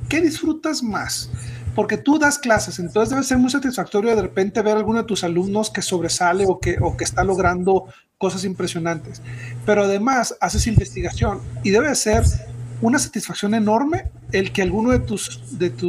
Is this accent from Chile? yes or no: no; Chihuahua, Mexico; now in Ciudad Juárez, Mexico; yo me fui de Chihuahua a Juárez, de ahí salí a la misión y ahí regresé.